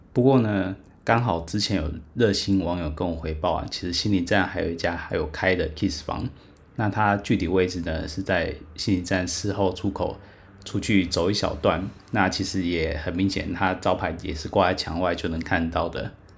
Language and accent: Chinese; Taiwan; 我不是韩国人，我是台湾人